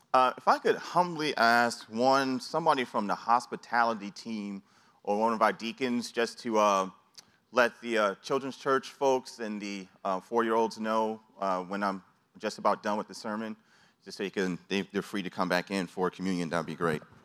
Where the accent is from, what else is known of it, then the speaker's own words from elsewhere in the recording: New York City, New York, United States; growing up in New York City